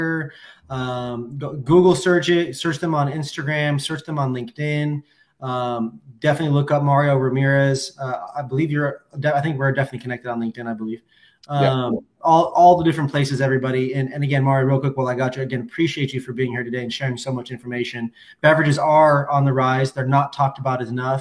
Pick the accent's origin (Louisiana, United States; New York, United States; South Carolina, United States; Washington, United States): Washington, United States; I come from the Evergreen State